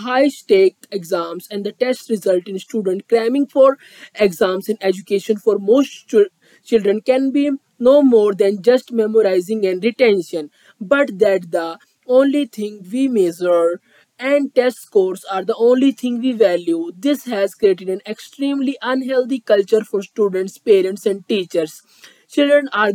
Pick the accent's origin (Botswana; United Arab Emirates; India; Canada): India; I am from India